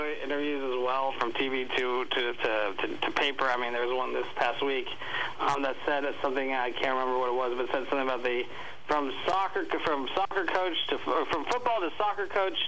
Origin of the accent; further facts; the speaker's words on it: Texas, United States; I'm from Texas